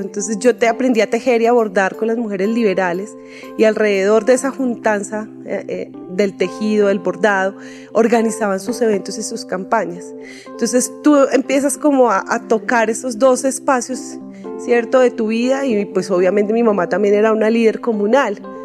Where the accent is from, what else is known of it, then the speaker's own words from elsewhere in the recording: Soacha, Cundinamarca, Colombia; soy así de Suachuna